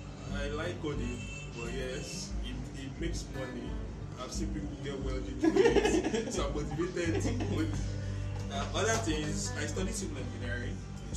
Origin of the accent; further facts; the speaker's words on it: Nigeria; because I'm Nigerian.